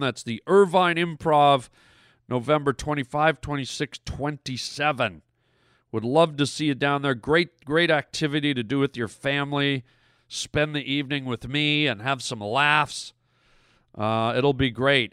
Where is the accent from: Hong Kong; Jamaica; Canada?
Canada; being a Canadian boy